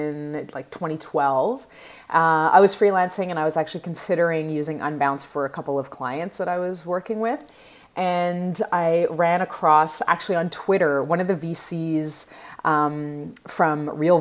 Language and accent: English; Montreal, Quebec, Canada; I'm from Montreal